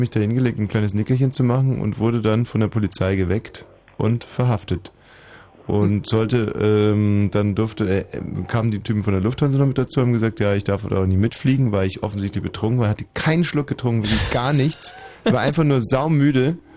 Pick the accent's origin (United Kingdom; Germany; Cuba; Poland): Poland; Also nicht mhm. nur als Pole, sondern überhaupt als Mann.